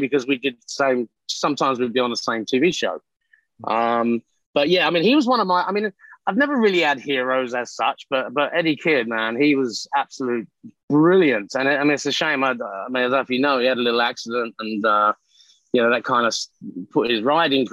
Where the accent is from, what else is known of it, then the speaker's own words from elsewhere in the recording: London, United Kingdom; moved away as an adult; now in United States; I'm from East London